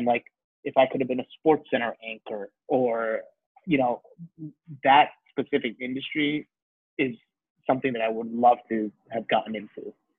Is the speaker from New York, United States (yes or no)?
yes; New York, United States; born there; I'm Indian, right? And so when you're growing up first generation Indian, I was born here. My parents born in India.